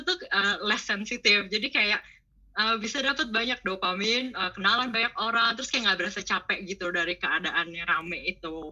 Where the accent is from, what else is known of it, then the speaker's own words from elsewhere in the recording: Sanur, Bali, Indonesia; moved away as an adult; now in Netherlands; Kenal Dagu dari SD di Sanur, jadi udah lama banget kenal Dagu sampai SMA